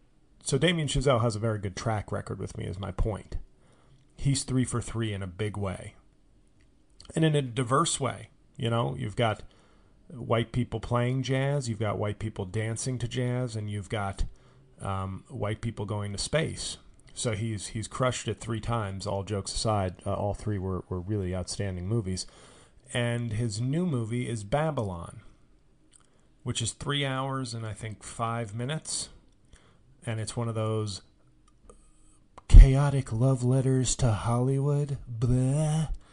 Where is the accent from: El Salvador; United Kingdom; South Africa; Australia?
Australia; I'm Australian, but I'm doing a generic, you know, I'm hanging on a stoop in 1950s Brooklyn.